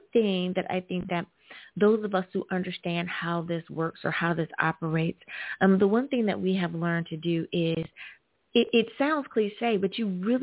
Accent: United States; my home country, of course, the good old U.S. of A.

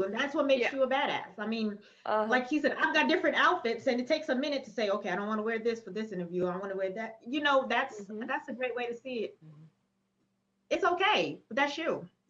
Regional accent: New York, United States; I'm from New York.

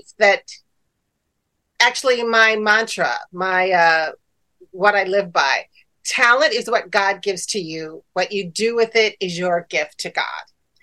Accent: Chicago, Illinois, United States; I grew up in the Midwest in Chicago

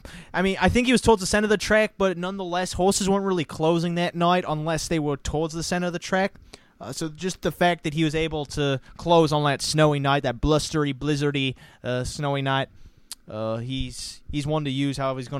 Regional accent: New Zealand; very close to my hometown of Kiwiland

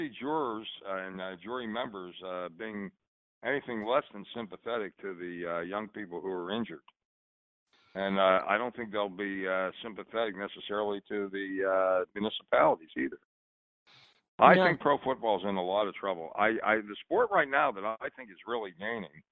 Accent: New Jersey, United States; my home state of New Jersey

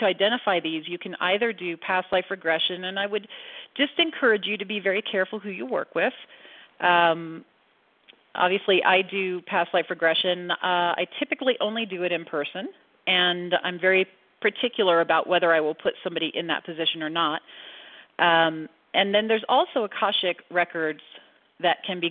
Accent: Central Florida, United States; I grew up in Central Florida

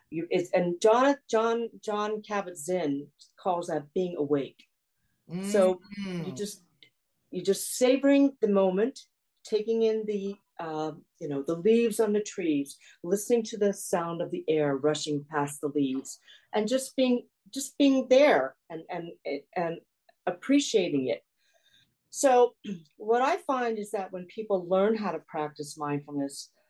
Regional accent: South Korea; born there; I was born in South Korea. I'm half Korean, half Caucasian.

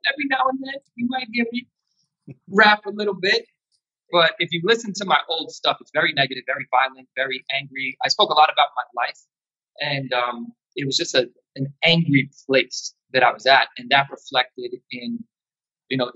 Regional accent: Yonkers, New York, United States; I'm from Yonkers, New York

